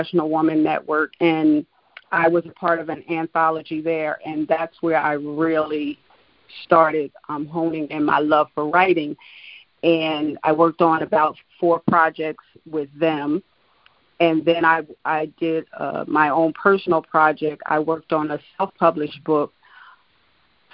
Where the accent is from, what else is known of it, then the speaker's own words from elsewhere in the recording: New Jersey, United States; moved away as an adult; now in Poconos, Pennsylvania, United States; I'm originally from New Jersey. I've been up in the Poconos for about 15 years